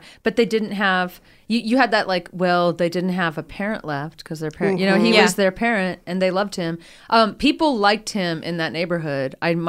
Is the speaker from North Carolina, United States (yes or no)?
yes; Durham, North Carolina, United States; That happened in my hometown, Durham, North Carolina.